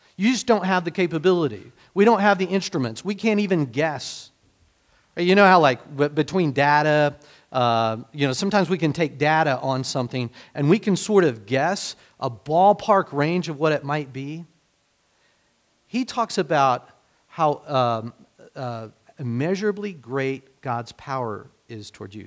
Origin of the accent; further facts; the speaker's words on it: United States; being American